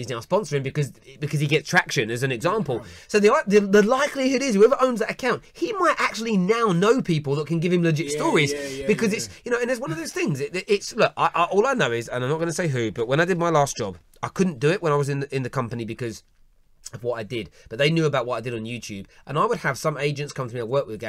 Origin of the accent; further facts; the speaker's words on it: London, United Kingdom; growing up in the East End of London, the way people where I grew up were written about in newspapers